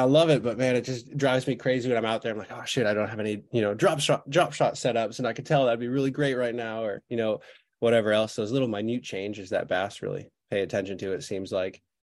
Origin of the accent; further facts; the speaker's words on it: Florida, United States; That's right. Yeah. Caught my first fish at Wakava Island, or back then it was the Wakava Marina. Now it's the Wakava Island.